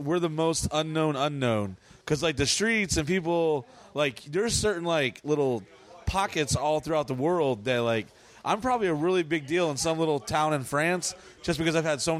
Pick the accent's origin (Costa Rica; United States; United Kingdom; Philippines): United States; New Orleans, Louisiana; born there; also born or lived in Dallas / San Diego / South Carolina; I was born in New Orleans, lived in Dallas, Texas, San Diego, lived in a foster home in South Carolina, lived in...